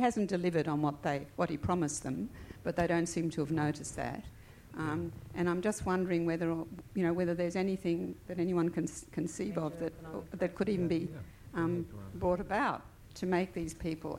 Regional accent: Australia; From my perspective as an Australian

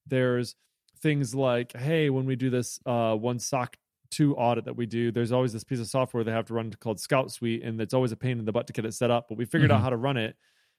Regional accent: Illinois, United States; I'm from Central Illinois.

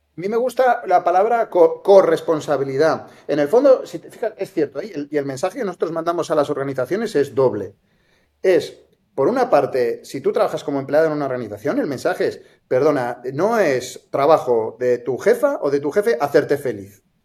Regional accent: Santander, Cantabria, Spain; moved away as an adult; now in Barcelona, Spain; nací en Santander y, eh, yo me, formé en ingeniería, soy informático

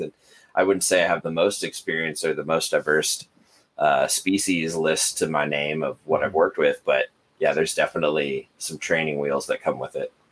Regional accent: United States; I'm American

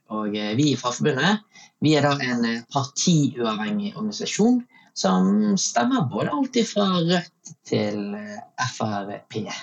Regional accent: Bergen, Vestland, Norway; født og oppvokst i Bergen

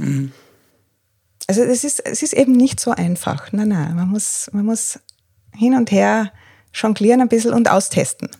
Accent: Tyrol, Austria; moved away as an adult; also born or lived in Northern Ireland; now in Breitenbrunn, Austria; komme eigentlich aus Tirol, habe eine Weile in Nordirland gelebt

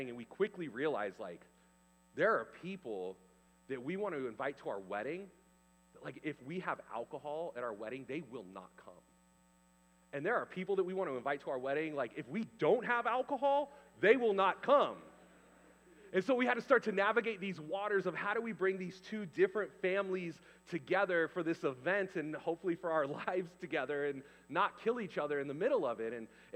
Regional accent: California, United States; also born or lived in Canada; I was the guy from California

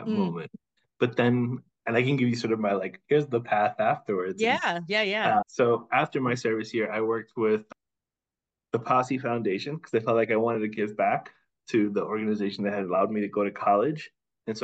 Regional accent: New York City, New York, United States; also born or lived in Newark, New Jersey; I come from New York, from Washington Heights. So if you've seen In the Heights, that's kind of my life story

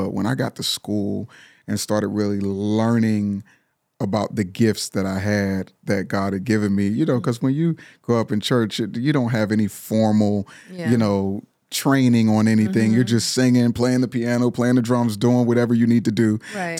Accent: Pittsburgh, Pennsylvania, United States; I'm from Pittsburgh, Pennsylvania.

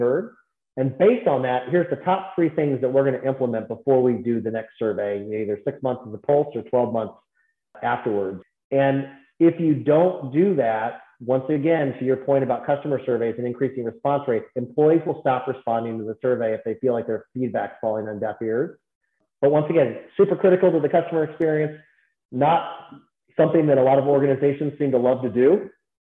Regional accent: Naperville, Illinois, United States; also born or lived in Fargo, North Dakota; Naperville, Illinois, 30 miles outside of Chicago

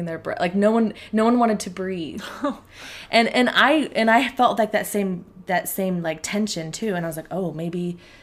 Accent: Portland, Oregon, United States; moved away as an adult; also born or lived in Provo, Utah; I grew up in Portland, Oregon

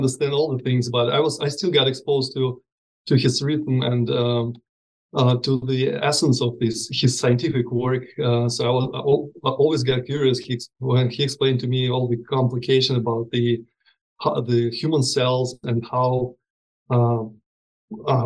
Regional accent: Russia; moved away; I was born and raised in Russia

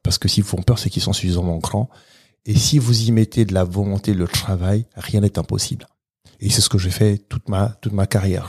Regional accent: Gabon; now in France; Moi, je suis né au Gabon, d'un pays qui fait moins de 2 millions d'habitants.

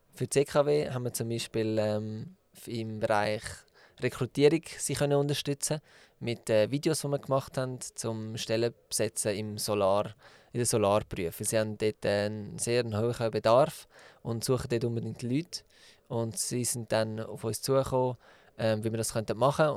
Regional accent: Zug, Switzerland; Der Peter und ich ähm, haben zusammen Tinken gegründet und sind beide in Zug aufgewachsen

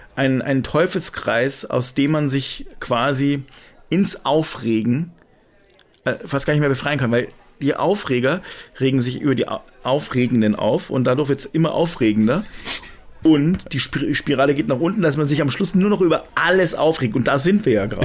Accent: Germany; also born or lived in France; ich bin ja zwar halb Franzose, aber eigentlich bin ich ja im, im Herzen total, total deutsch

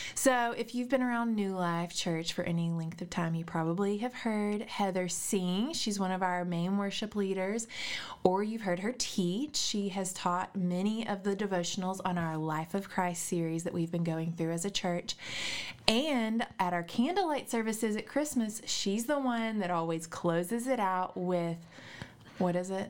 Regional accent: Little Rock, Arkansas, United States; I grew up in Little Rock

